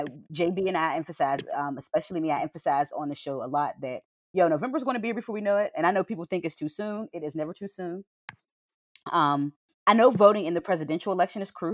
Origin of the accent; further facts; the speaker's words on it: Pittsburgh, Pennsylvania, United States; I'm from the Hill District in Pittsburgh, as y'all know, H.I. till